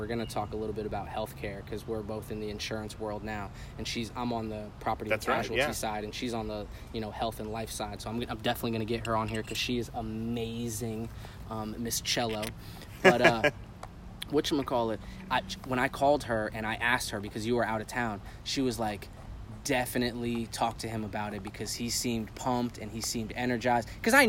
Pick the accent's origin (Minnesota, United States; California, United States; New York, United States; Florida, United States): California, United States; also born or lived in Connecticut / El Paso; I was born in Connecticut. I was raised in California, so I lived in California for 11 years.